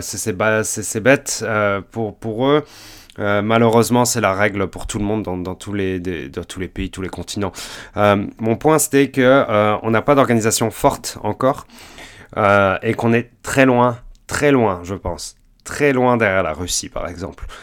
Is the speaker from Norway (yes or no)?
no; France; now in Montreal, Canada; je suis français, je suis canadien, euh, j'habite au Canada depuis environ 11 ans